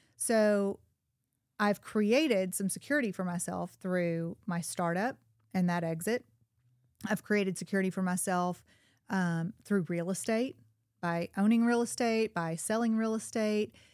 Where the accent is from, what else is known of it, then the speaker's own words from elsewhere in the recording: Little Rock, Arkansas, United States; also born or lived in Chicago; now in Bentonville, United States; I was born in Little Rock into a single wide trailer in Southwest Little Rock